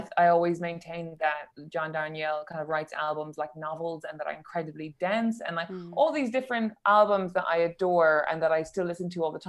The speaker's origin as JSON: {"language": "English", "town": "Cork", "region": "Munster", "country": "Ireland", "tie": "born or raised there", "moved": "as an adult", "lives_now": "London, United Kingdom", "said": "But I grew up in Cork and I also went to college in Cork in UCC"}